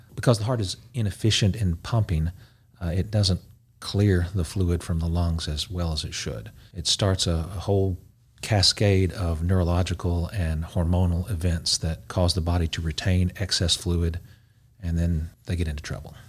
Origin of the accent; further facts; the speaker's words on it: Knoxville, Tennessee, United States; moved away as an adult; also born or lived in Memphis, Tennessee / North Carolina / Augusta, Georgia; born and raised in Big Orange County. Knoxville, Tennessee